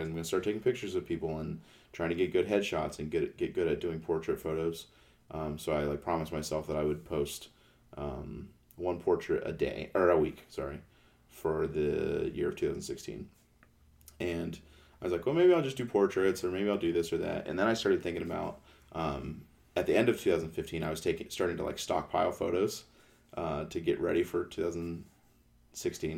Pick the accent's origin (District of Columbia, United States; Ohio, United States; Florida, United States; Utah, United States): Ohio, United States; Canton; I'm from Canton, Ohio